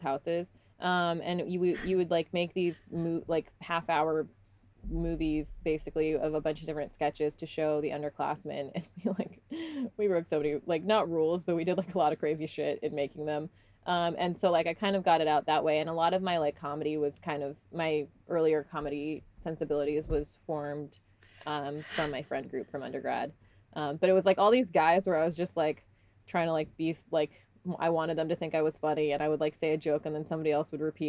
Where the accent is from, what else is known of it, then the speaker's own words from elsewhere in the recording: Salt Lake City, Utah, United States; also born or lived in Texas; I was born in Texas, but I grew up in Utah since I was like about four